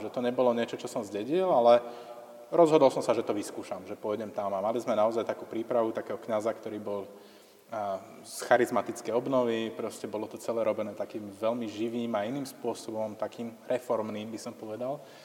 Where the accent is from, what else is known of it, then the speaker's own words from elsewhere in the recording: Slovakia; som bol vychovaný v tom tradičnom kresťanskom prostredí a v podstate takúto homofóbiu, povedzme, alebo toto naladenie, že ako homosexualita je niečo nesprávne a že treba si založiť buď tradičnú rodinu, alebo žiť v celibáte, to je niečo, čo dostávate ako s materským mliekom v tom slovenskom prostredí